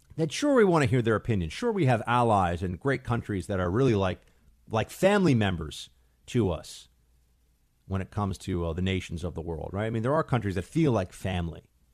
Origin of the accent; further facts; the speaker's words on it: New York City, New York, United States; New York City, my hometown